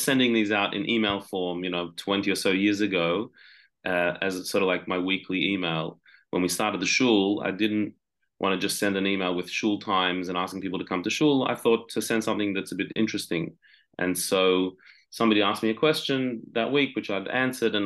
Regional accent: Sydney, New South Wales, Australia; I'm from Sydney, Australia, born and bred.

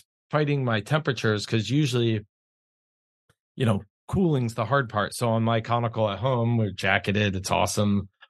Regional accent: New York, United States; now in Contra Costa County, California, United States; I'm from New York.

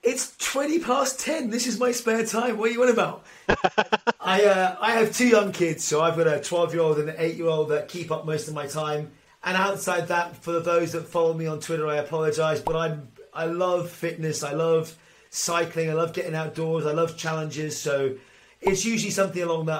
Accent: Ireland; As an Irishman

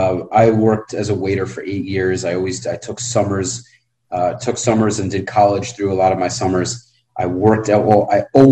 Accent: New York City, New York, United States; moved away as an adult; now in Miami, United States; I'm in Miami. I'm from Brooklyn. I grew up in Brooklyn

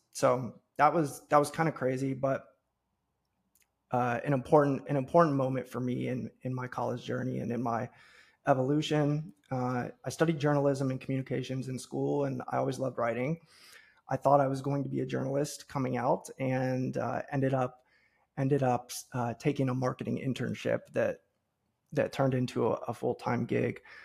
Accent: Cincinnati, Ohio, United States; born and raised in the Midwest, so I grew up in Cincinnati, Ohio

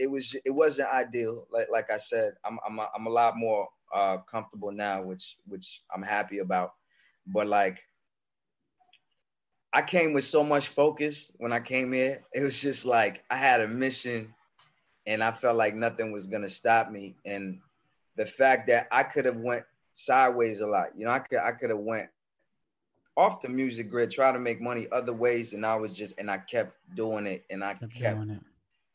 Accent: Comoros; English is a second language; also born or lived in Paris, France; I was born in Paris, France. I'm originally from Comoros Island in East Africa.

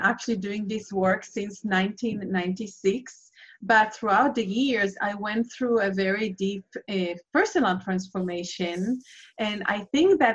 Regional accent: Israel; I'm originally from Israel, and I have been raised in Israel and lived through 4 wars.

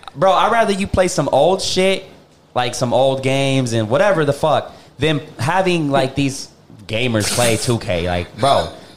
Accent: Puerto Rico; I'm from Puerto Rico.

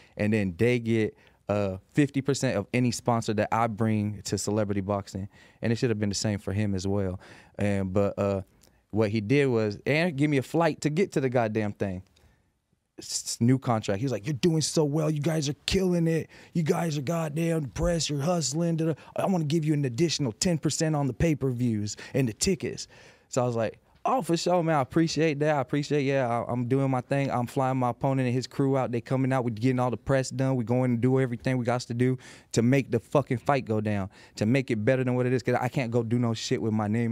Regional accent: Las Vegas, Nevada, United States; I'm from Las Vegas.

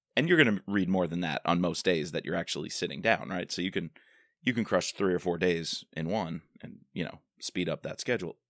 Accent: Long Island, New York, United States; moved away; fellow Eagle Scout growing up on Long Island. Got to go back, see my parents, see my friends from high school

